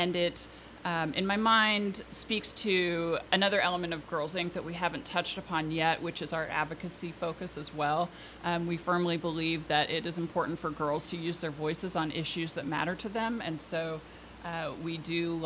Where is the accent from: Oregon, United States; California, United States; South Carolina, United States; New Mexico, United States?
Oregon, United States; Portland; also born or lived in Washington, D.C.; I grew up here in Portland